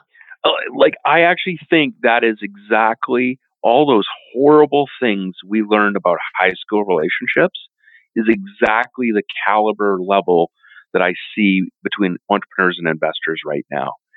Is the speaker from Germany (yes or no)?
no; Canada; as a Canadian